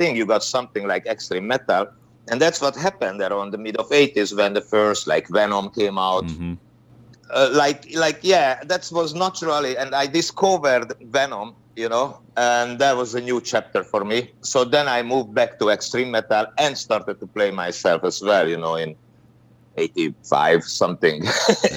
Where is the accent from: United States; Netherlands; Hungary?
Hungary; English is a second language; I'm from Hungary. We were in a communist country